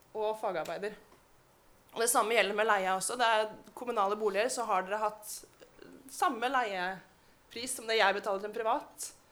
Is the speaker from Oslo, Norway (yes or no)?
yes; Oslo, Norway; Jeg vokste opp i Oslo. Jeg er født i Oslo